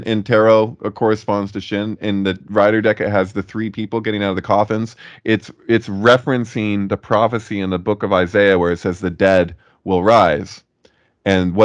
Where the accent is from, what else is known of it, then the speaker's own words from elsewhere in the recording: Santa Cruz, California, United States; I'm in Santa Cruz, born and raised in Santa Cruz.